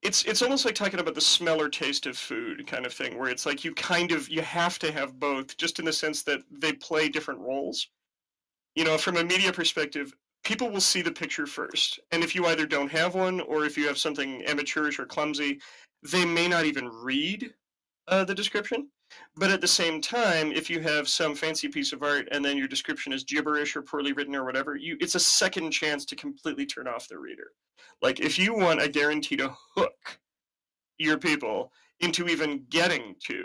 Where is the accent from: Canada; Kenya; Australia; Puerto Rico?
Canada; we're both Canadian